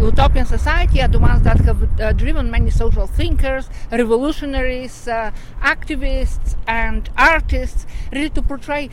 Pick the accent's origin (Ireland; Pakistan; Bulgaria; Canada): Bulgaria; moved away; I'm originally from Bulgaria